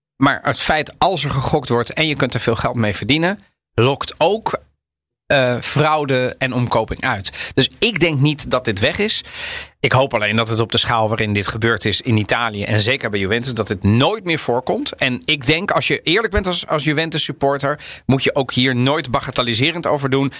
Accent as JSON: {"language": "Dutch", "town": "The Hague", "region": "South Holland", "country": "Netherlands", "said": "ik kom uit Den Haag"}